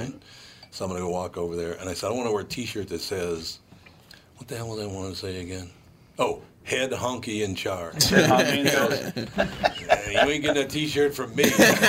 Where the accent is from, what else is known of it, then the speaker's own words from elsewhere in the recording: Minneapolis, Minnesota, United States; every house I grew up in North Minneapolis. 43 different houses.